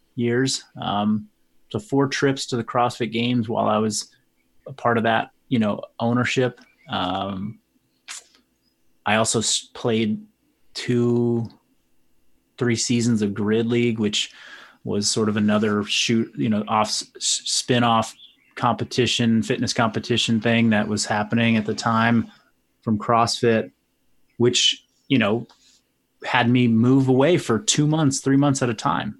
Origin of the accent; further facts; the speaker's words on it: Marin County, California, United States; a collection of gyms here in Marin County. So there were three that were all under the same brand. Um, and that was my partner's brand. It was their name. It was, uh, they had been around for a while. Um, we opened up a, a satellite location or, you know, another location in my hometown